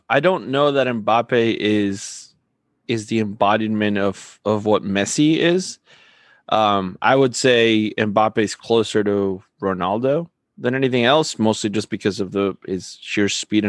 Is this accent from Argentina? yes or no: yes; Argentina; moved away; I'm from Argentina.